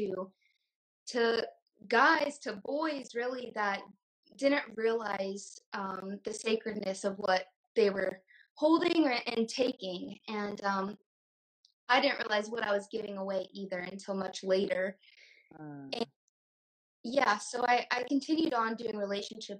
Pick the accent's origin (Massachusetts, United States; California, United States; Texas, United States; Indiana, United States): Indiana, United States; moved away as an adult; also born or lived in Tempe, Arizona; I grew up in Indiana and I moved to Arizona.